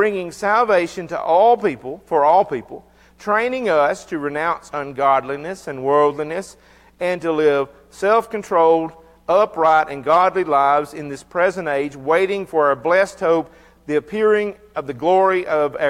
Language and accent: English; United States; I'm an American